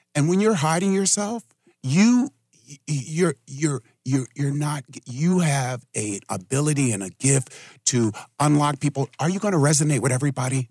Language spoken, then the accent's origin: English; New York City, New York, United States; now in Richmond, United States; I grew up in New York City